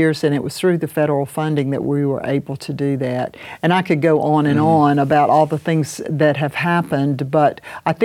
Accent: Saluda, South Carolina, United States; I was over in my hometown of Saluda

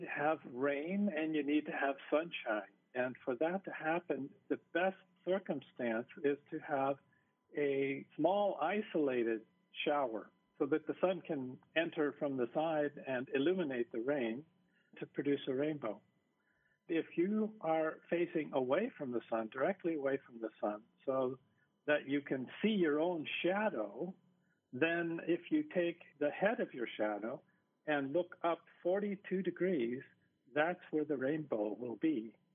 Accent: Seattle, Washington, United States; now in Hawaii, United States; I grew up in the Seattle area where we have plenty of rain

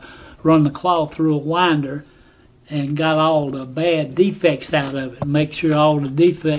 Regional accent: Atlanta, Georgia, United States; I was born in 1938 on Powell Street, and I worked in the cotton mill.

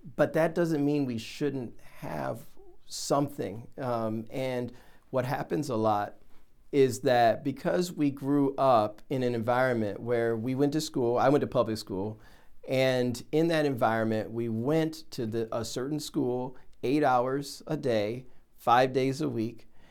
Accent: Ohio, United States; I I'm from Ohio

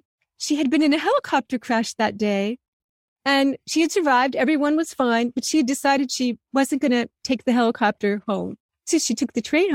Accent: New Jersey suburbs, United States; growing up in the New Jersey suburbs

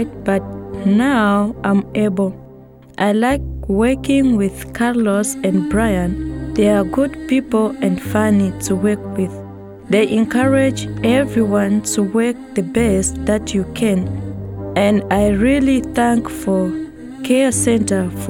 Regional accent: Lubudi, DR Congo; moved away; I was born in the Congo in a place called Lubudi

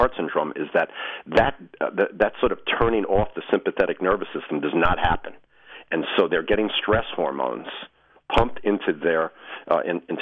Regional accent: Long Island, New York, United States; I grew up and lived on Long Island for most of my life

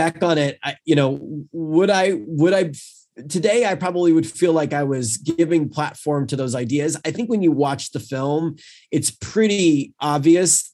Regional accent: North Carolina, United States; I was from North Carolina

